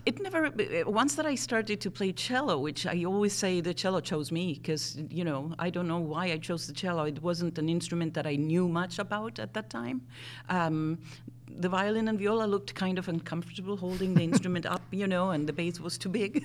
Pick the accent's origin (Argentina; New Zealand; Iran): Argentina; Buenos Aires; accent: strange mixture of accents; first language Spanish; English is a second language; moved away as an adult; also born or lived in Wisconsin; now in United States; I grew up in Buenos Aires, Argentina. Uh, so Spanish is actually my first language